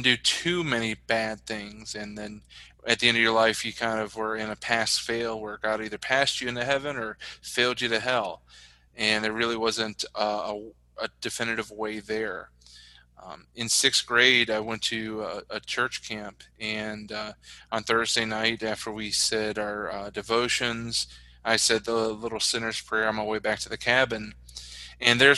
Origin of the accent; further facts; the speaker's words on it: West Virginia, United States; moved away as an adult; now in Chicago, United States; So in 88, we moved to Virginia, to where my mom was from. And that's where I grew up and spent most of my life. But then as part of my testimony in 2013, when I truly started a relationship with the Lord, he led me to leave West Virginia